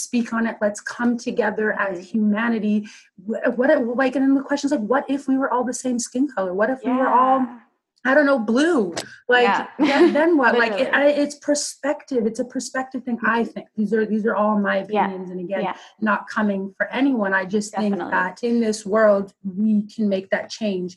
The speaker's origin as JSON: {"language": "English", "town": "Maple Ridge", "region": "British Columbia", "country": "Canada", "tie": "born or raised there", "said": "I grew up in Maple Ridge and for a lot of it, you're just the only black kid."}